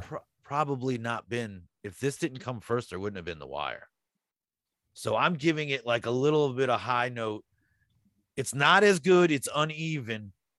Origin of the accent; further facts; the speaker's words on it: United States; I'm American.